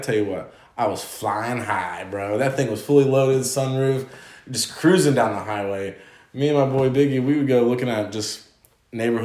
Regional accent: Chillicothe, United States; my hometown, Chillicothe

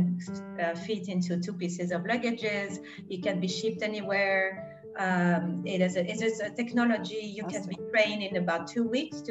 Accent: Grenoble, Auvergne-Rhône-Alpes, France; moved away; I'm from Grenoble in France originally

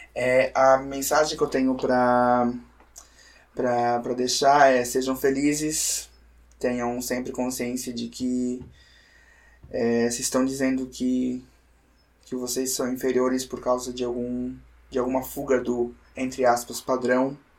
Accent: Brusque, Santa Catarina, Brazil; Eu faço questão de puxar meu X pra falar que eu sou de Brusque, né? Às vezes a cidade não me dá muito orgulho, mas, mas o sotaque sim

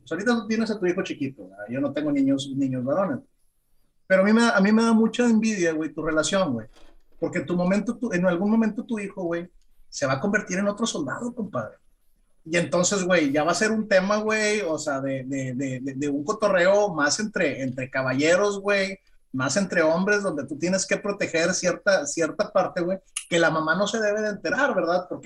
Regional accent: Mexico; somos mexicanos

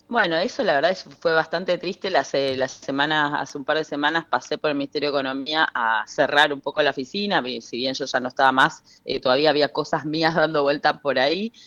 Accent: Misiones, Argentina; yo soy de Misiones

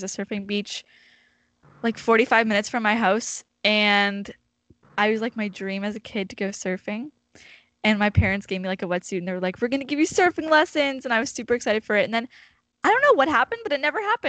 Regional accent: Nova Scotia, Canada; I am from Nova Scotia

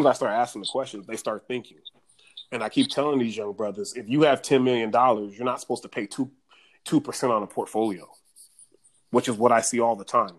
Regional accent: Richmond, California, United States; I'm from Richmond, California. All the stuff I picked up in Richmond

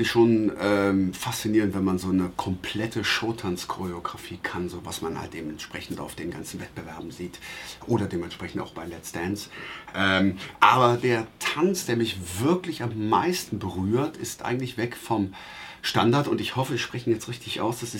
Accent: Traben-Trarbach, Rhineland-Palatinate, Germany; born there; In Traben-Trabach, in meiner Geburtsstadt in Rheinland-Pfalz.

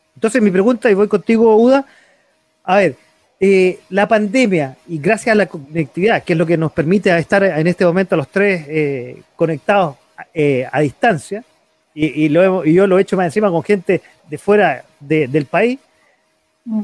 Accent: Chile; como chileno

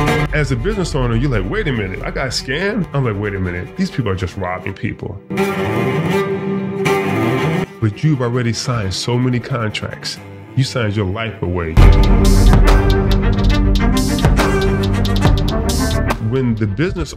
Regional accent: Detroit, Michigan, United States; I grew up in Detroit, Michigan

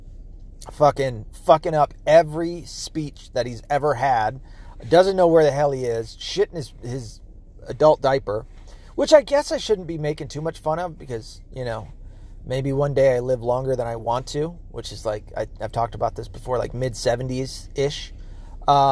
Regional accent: United States; as an American

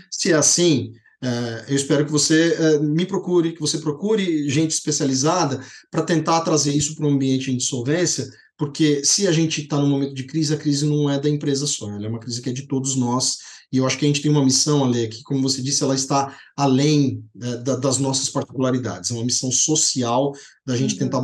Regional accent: Poços de Caldas, Minas Gerais, Brazil; lá em Posto de Caldas, que é a minha terra

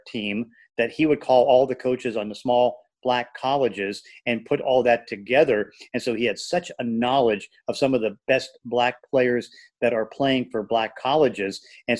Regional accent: Braddock, Pennsylvania, United States; now in Seattle, United States; growing up in Braddock, PA, which was a ghetto and one of the worst ghettos in the state.

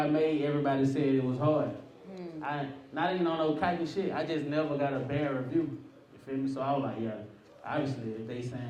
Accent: East Point, Georgia, United States; Yeah, I'm from the South Side.

